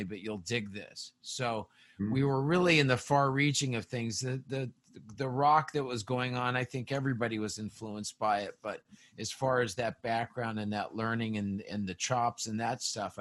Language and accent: English; Las Vegas, Nevada, United States; we grew up around Vegas.